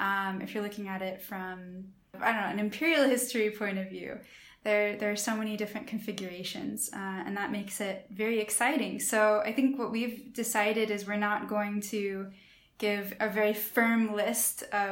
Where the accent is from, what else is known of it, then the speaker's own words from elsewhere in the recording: United States; moved away as an adult; also born or lived in Kazakhstan; I'm from the US